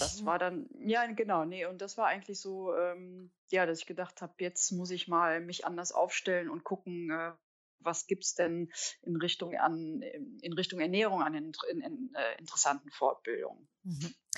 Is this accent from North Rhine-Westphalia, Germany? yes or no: yes; Cologne, North Rhine-Westphalia, Germany